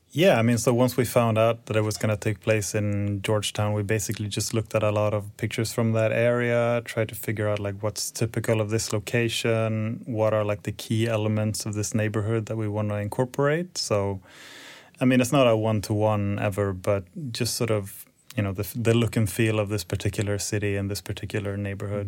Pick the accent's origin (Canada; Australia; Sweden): Sweden; Stockholm, Stockholm County; moved away as an adult; also born or lived in Copenhagen / Luleå; I'm originally from Stockholm, so I moved back in twenty sixteen and been here ever since